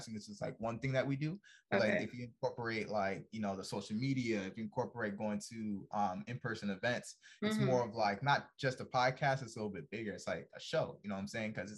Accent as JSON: {"language": "English", "region": "New York", "country": "United States", "tie": "born or raised there", "moved": "as an adult", "lives_now": "Norfolk, United States", "said": "Born and raised in New York"}